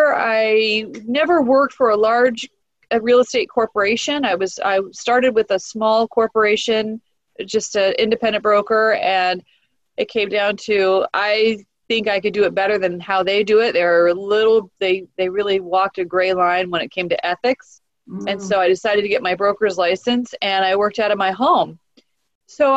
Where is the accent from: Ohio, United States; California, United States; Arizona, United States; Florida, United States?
California, United States; Orange County; I'm from Orange County